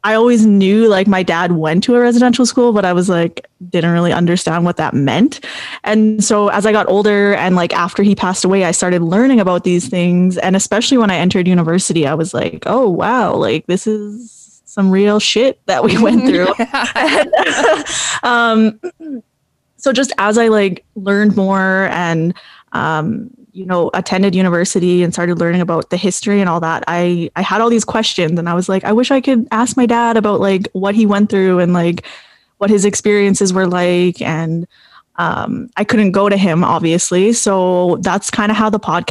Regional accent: La Ronge, Saskatchewan, Canada; moved away as an adult; now in Saskatoon, Canada; I'm from Lac La Ronge Indian Band. I grew up in Lac La Ronge, which is in Treaty 6 territory, but it's quite far north

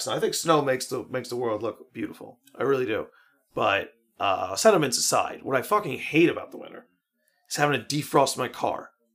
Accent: Merrick, New York, United States; we grew up in Merrick

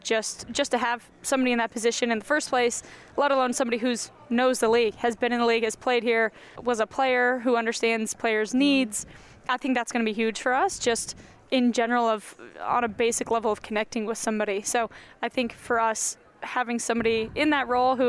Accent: Denver, Colorado, United States; now in Kansas City, United States; my actual home, Denver.

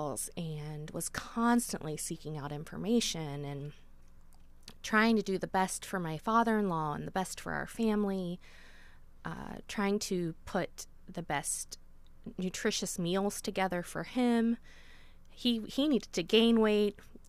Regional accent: Meigs County, Ohio, United States; also born or lived in Athens, Ohio; I'm from Meigs County

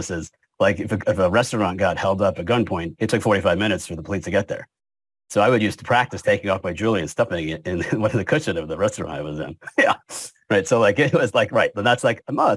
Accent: Hamden, Connecticut, United States; moved away as an adult; also born or lived in Cheshire, Connecticut / New Haven, Connecticut / New Orleans, Louisiana; now in Louisiana, United States; I'm born and raised in Connecticut, Hamden, then Cheshire

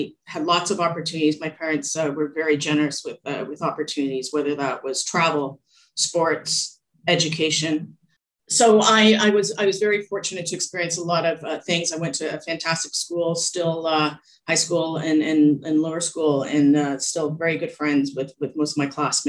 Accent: Toronto, Ontario, Canada; I was born in Canada, in Toronto

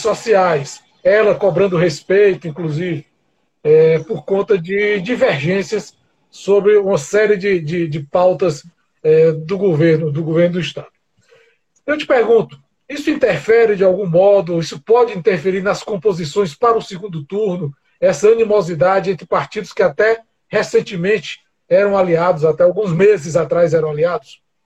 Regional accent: Brazil; para nós que somos brasileiros

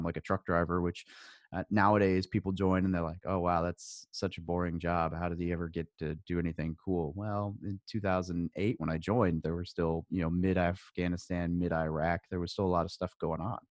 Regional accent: Arkansas, United States; also born or lived in Northern California; I was born in Northern California, but I grew up in Arkansas, in a small town outside the capital

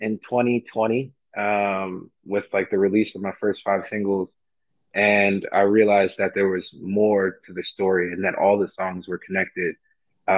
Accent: New York City, New York, United States; I'm from Far Rockaway, Queens

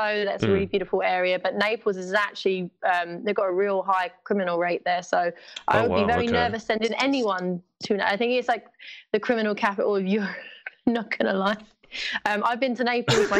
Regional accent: London, United Kingdom; I'm from East London.

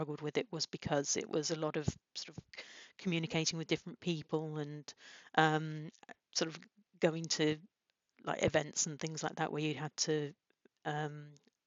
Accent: Peterborough, East of England, United Kingdom; I come from Peterborough, which isn't exactly well known for its high flyers.

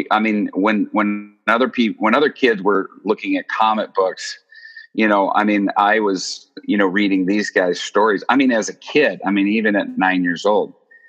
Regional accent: Japan; born there; I was born in Japan. Parents were missionaries.

